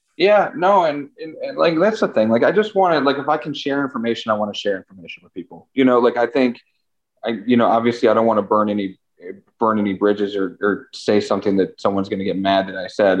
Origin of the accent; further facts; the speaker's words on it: Chagrin Falls, Ohio, United States; moved away as an adult; also born or lived in New York; East side of Cleveland. Uh grew up like Chagrin Falls area